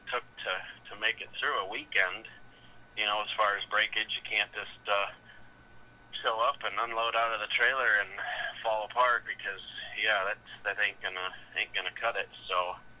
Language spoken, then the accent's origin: English; Rockford, Illinois, United States; here in Rockford at my hometown show at the Metro Center